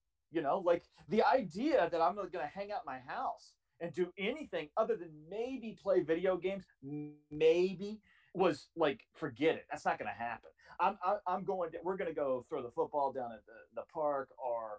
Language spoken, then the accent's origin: English; Charleston, South Carolina, United States; also born or lived in Chattanooga, Tennessee; I grew up in Charleston, South Carolina. I was born in Chattanooga, Tennessee, but we moved to Charleston when I was like 7 or 8 months old